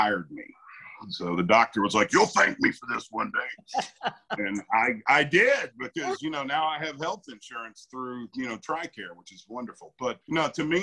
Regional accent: United States; I grew up in a small town that was very rural southern town in the Great Smoky Mountains.

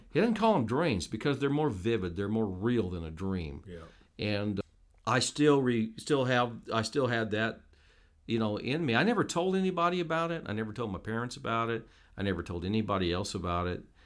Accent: Petersburg, Indiana, United States; moved away as an adult; also born or lived in Noblesville, Indiana / Carmel, Indiana / Jasper, Indiana; now in Newburgh, United States; in the '60s, early '60s, we moved into Petersburg, and spent 20 years. I grew up there went to school all my years of schooling

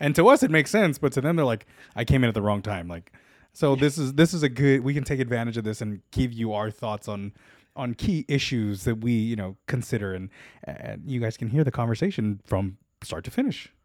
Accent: Los Angeles, California, United States; I am a born and bred Los Angelino

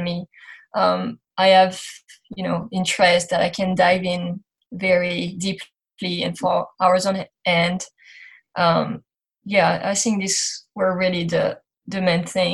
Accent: France; English is a second language; moved away as an adult; now in United States; So I grew up in France. You're going to hear my accent through this interview

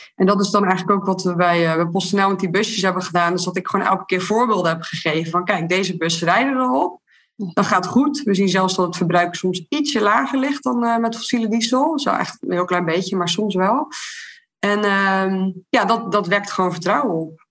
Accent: Terneuzen, Zeeland, Netherlands; uit Terneuzen, waar ik vandaan kom

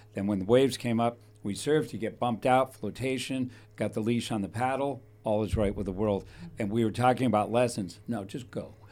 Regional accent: Thousand Oaks, California, United States; When I was raised in Thousand Oaks

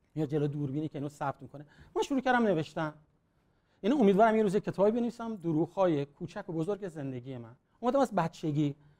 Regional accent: Iran; moved away; ایرانی هستیم

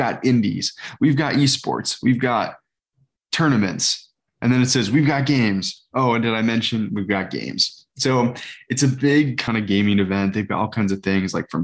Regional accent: South Bend, Indiana, United States; growing up near South Bend

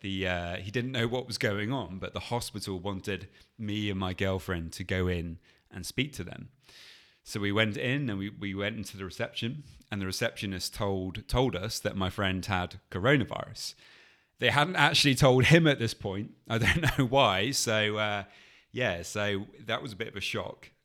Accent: England, United Kingdom; we are English and we're in Spain

